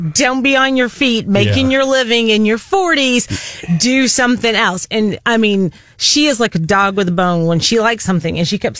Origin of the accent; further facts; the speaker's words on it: Columbia, Missouri, United States; also born or lived in Poplar Bluff, Missouri; Well, I was born in Southeast Missouri in Poplar Bluff, although my parents moved here when I was three.